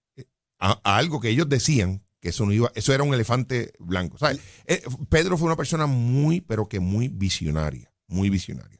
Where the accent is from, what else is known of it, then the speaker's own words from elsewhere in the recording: Jayuya, Puerto Rico; yo soy natural de Jayuya